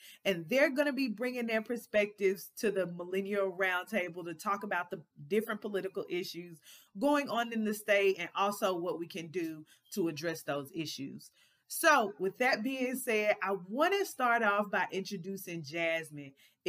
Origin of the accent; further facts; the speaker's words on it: Mississippi, United States; I'm a Mississippi Millennial. I was born and raised here in Mississippi